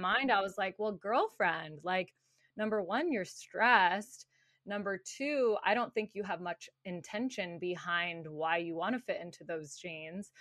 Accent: Tucson, Arizona, United States; moved away as an adult; also born or lived in Phoenix, Arizona; now in California, United States; I grew up in Tucson, Arizona

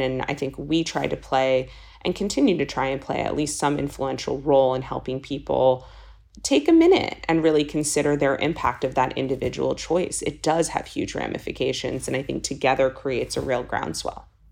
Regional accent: Los Angeles, California, United States; moved away; also born or lived in East Coast; I'm born and raised in Los Angeles, and so much of growing up in California

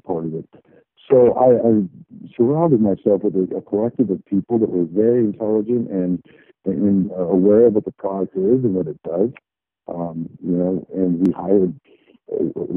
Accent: Colorado, United States; I grew up in Colorado

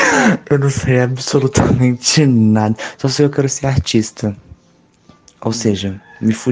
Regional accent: Minas Gerais, Brazil; eu sou de Minas Gerais.

